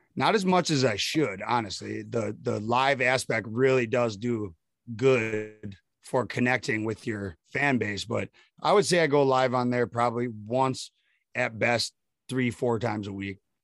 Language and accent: English; Prescott, Wisconsin, United States; I'm from Prescott, Wisconsin